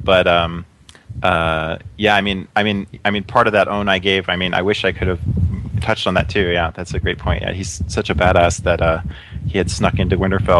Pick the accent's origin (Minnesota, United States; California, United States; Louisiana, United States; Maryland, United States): California, United States; And I'm from California. I live in Southern California.